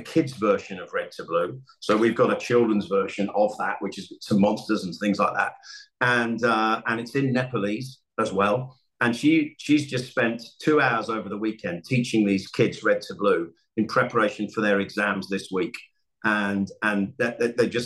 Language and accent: English; England, United Kingdom; I'm English